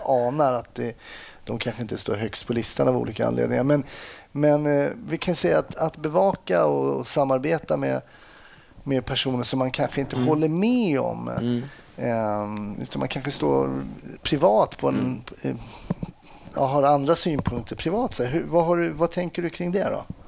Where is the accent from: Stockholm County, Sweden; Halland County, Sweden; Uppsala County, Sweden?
Stockholm County, Sweden; Stockholm; jag växte upp eh, eh, söder om Söder i Stockholm